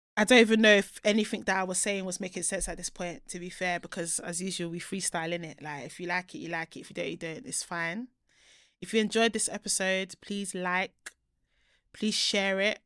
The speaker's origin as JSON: {"language": "English", "country": "Nigeria", "moved": "yes", "lives_now": "United Kingdom", "said": "my home country"}